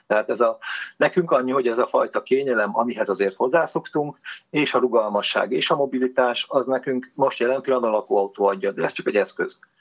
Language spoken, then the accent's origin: Hungarian; Nyíregyháza, Szabolcs-Szatmár-Bereg, Hungary; moved away as an adult; Nyíregyházán mm, nőttem föl, de mivel a nagyszüleim pestiek voltak